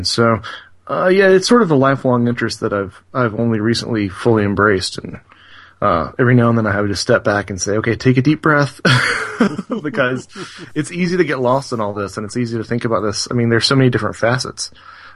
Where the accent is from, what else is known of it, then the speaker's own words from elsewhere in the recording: North Carolina, United States; We're both from North Carolina